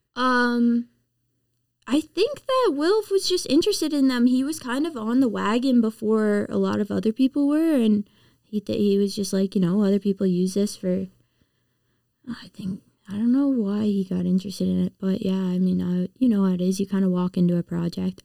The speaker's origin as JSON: {"language": "English", "region": "Prince Edward Island", "country": "Canada", "also_born_or_lived": "Nova Scotia", "moved": "as an adult", "said": "I'm from Prince Edward Island"}